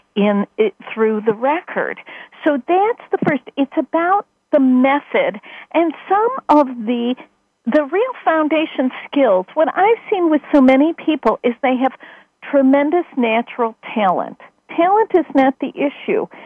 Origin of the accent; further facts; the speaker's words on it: Chicago, Illinois, United States; in my home in my hometown